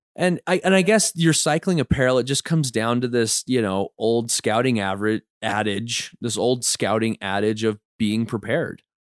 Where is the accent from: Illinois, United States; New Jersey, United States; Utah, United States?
Utah, United States; we grew up in Utah, we grew up in scouts